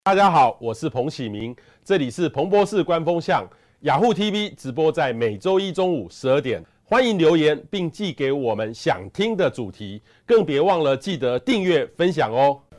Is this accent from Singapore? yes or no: no; Taiwan; 我们台湾人习俗就是吃生猛海鲜